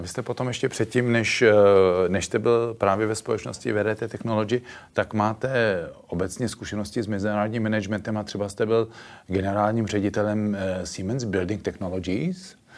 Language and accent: Czech; Plzeň, Plzeň Region, Czechia; Já jsem původem z Plzně